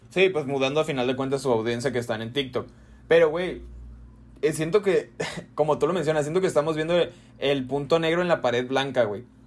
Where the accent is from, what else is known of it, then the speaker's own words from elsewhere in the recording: Jalisco, Mexico; ya saben que somos de Jalisco